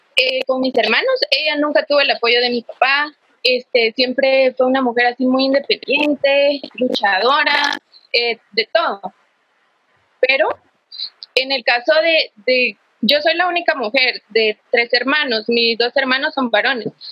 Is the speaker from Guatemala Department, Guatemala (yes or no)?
no; Quetzaltenango, Guatemala; soy de Shela